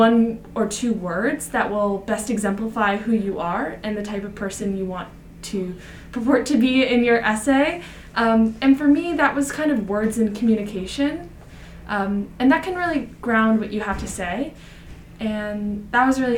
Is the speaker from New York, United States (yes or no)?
yes; New York City, New York, United States; My hometown of Jackson Heights represents 167 spoken languages